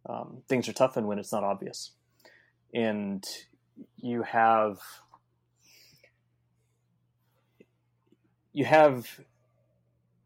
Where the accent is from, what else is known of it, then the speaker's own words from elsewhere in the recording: California, United States; I'm from California